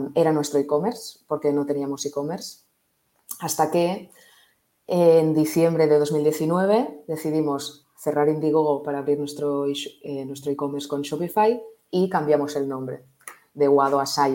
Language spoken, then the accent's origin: Spanish; Barcelona, Catalonia, Spain; yo eh, nací en Barcelona, eh, estudié aquí Administración y Dirección de Empresas en ESADE